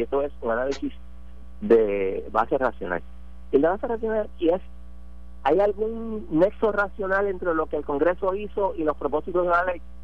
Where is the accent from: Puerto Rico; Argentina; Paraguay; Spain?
Puerto Rico; los puertorriqueños pagamos más impuestos federales que muchos estados